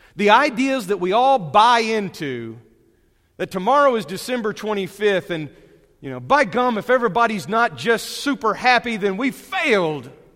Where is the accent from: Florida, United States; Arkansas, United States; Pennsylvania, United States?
Arkansas, United States; Brentwood or Winslow, Northwest; also born or lived in Texas